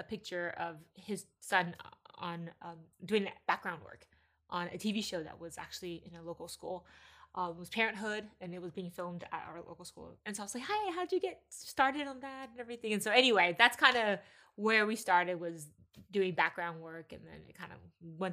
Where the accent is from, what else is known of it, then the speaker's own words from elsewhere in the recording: Texas, United States; moved away as an adult; now in California, United States; I was raised in Texas, thought I would be there for pretty much my whole life